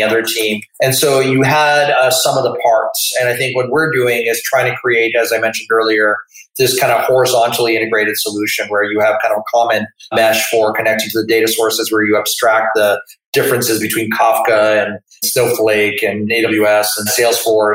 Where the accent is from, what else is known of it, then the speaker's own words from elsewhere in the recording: Manitoba, Canada; I come from Manitoba and we regarded ourselves as friendly